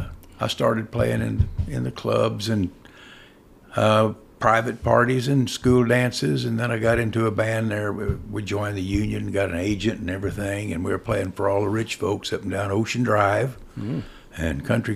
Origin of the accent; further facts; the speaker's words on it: Corpus Christi, Texas, United States; also born or lived in Austin / San Antonio / Houston; So, I called Corpus Christi my hometown, and I guess I was about 21